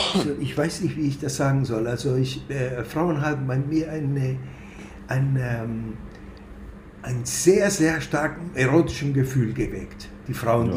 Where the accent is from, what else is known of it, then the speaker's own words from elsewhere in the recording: Buenos Aires, Argentina; now in Germany; ich komme aus Argentinien, sozialisiert in Buenos Aires, Jude